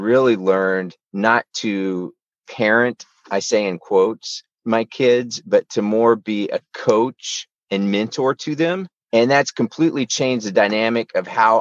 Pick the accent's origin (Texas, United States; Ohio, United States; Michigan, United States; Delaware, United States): Texas, United States; Houston; I was born in Houston, Texas, and grew up there